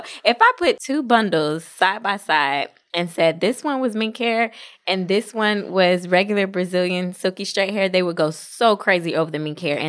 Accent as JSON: {"language": "English", "region": "New Jersey", "country": "United States", "tie": "born or raised there", "said": "My hometown."}